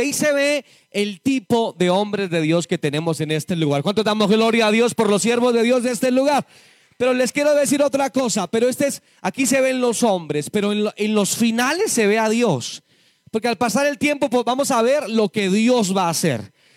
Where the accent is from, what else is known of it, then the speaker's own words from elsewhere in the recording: Boyacá, Colombia; Nací en, lo repito, en Boyacá